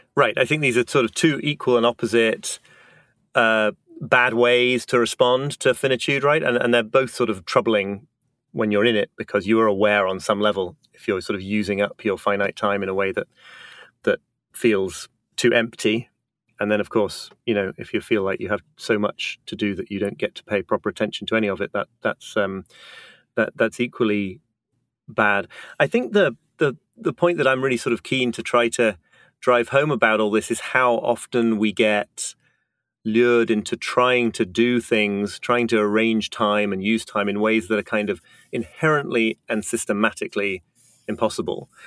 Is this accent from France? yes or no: no; United Kingdom; now in New York, United States; I'm British, but live